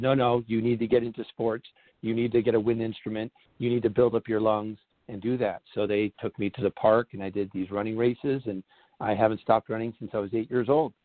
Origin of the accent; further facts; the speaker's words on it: Los Angeles, California, United States; I was born in the San Fernando Valley area of Southern California